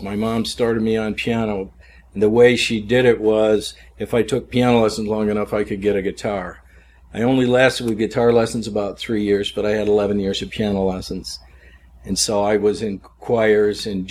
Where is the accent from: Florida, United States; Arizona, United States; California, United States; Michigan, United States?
Michigan, United States; Flint; now in Greenville, United States; I was born in Flint, Michigan